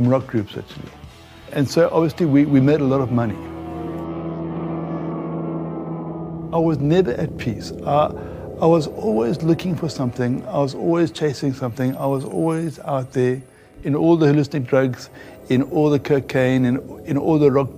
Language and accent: English; Zambia; moved away as an adult; also born or lived in England; now in South Africa; I grew up in Zambia, Northern Rhodesia at the time, privileged upbringing.